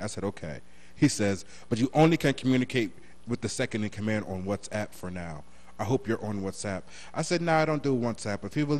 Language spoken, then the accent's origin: English; New Jersey, United States